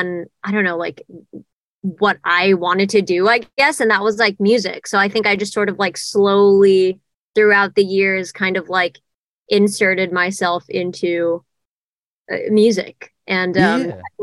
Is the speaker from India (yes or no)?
no; Jakarta, Indonesia; moved away as an adult; also born or lived in Nashville; now in Los Angeles, United States; I was born and raised in Jakarta, Indonesia. I moved to the States. To Nashville, actually, when I was 18 for college